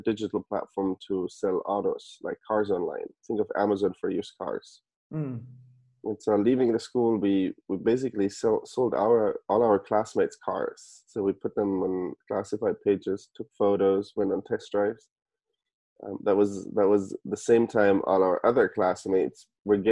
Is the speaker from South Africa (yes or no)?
no; Germany; moved away as an adult; also born or lived in Stanford, United States; now in United States; So I'm originally from Germany. I was born and raised in Germany.